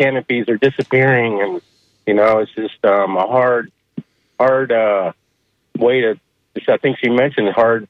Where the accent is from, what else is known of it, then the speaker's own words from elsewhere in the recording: St. Petersburg, Florida, United States; I'm calling from St. Pete. I was born here